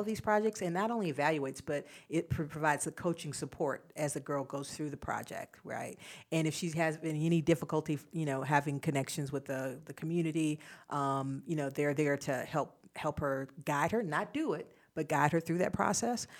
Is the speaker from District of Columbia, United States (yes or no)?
no; Albany, Georgia, United States; now in Charlotte, United States; I grew up in Southwest Georgia